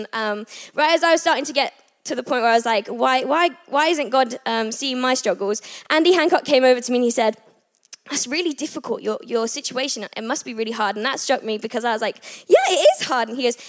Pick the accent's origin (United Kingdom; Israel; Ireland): United Kingdom; England; also born or lived in Abu Dhabi / Thailand / United States; I was born in Abu Dhabi. Then I moved to Thailand, and then I moved to America. And then I finally ended up here in England, where I am originally from, which is really exciting.